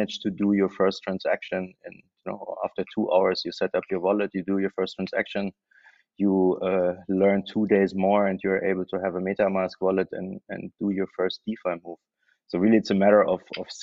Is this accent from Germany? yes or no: yes; Germany; moved away as an adult; also born or lived in Berlin; now in Thailand; I am German, so I moved here from Germany